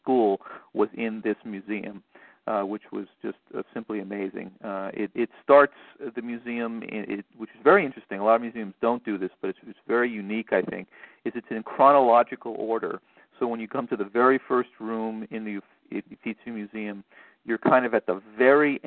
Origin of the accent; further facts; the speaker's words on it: New York City, New York, United States; I'm from New York City